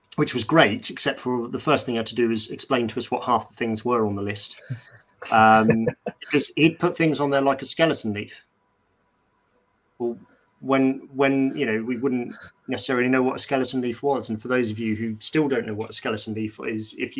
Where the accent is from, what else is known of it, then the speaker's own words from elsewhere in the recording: Bournemouth, South West England, United Kingdom; I grew up in Bournemouth, so the New Forest is not that far away